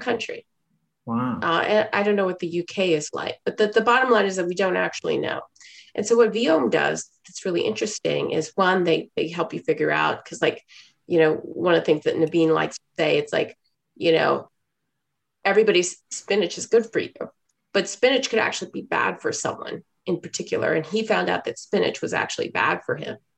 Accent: Houston, Texas, United States; moved away as an adult; also born or lived in China / Hong Kong; I grew up in Houston, Texas in the 80s

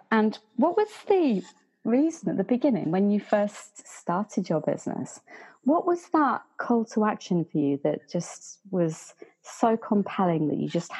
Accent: York, Yorkshire and the Humber, United Kingdom; I'm from York

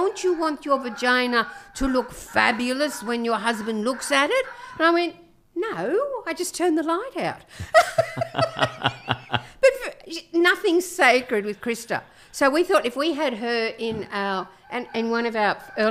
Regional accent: Camden, New South Wales, Australia; I grew up in Camden.

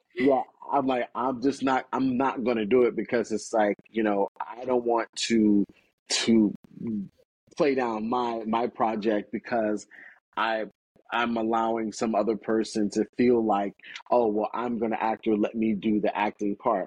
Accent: Gainesville, Florida, United States; also born or lived in Chicago; growing up in Florida

